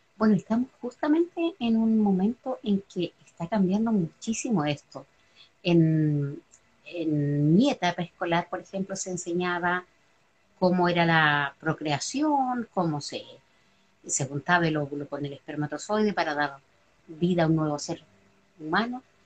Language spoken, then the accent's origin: Spanish; Chile; nacida y criada en Chile